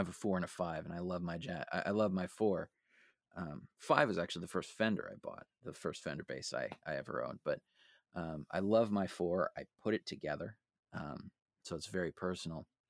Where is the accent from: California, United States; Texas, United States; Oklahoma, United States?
California, United States; San Francisco; I'm from San Francisco